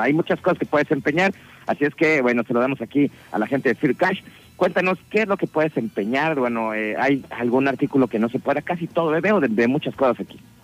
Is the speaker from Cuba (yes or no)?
no; Mexico